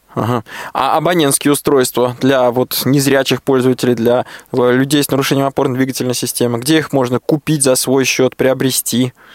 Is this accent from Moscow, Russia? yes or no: yes; Moscow, Russia; Я, как коренной москвич